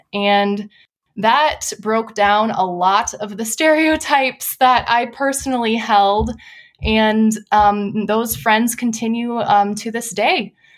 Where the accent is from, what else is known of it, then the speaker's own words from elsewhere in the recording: Wisconsin, United States; moved away as an adult; also born or lived in Pasadena, California; now in San Diego, United States; I'm originally from Wisconsin, I have fond memories of growing up in a church plant